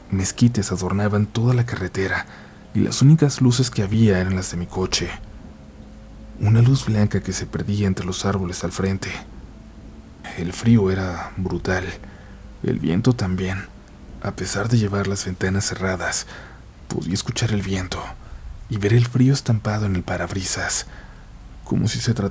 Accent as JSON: {"language": "Spanish", "region": "Aguascalientes", "country": "Mexico", "said": "Soy un conductor de Uber de Aguascalientes."}